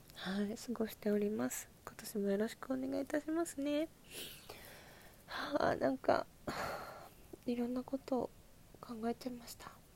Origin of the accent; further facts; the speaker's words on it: Asahikawa, Hokkaido, Japan; moved away as an adult; 旭川出身